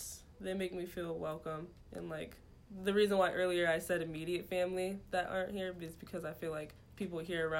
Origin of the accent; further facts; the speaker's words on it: Seattle, Washington, United States; now in Ypsilanti, United States; I'm from Seattle, Washington.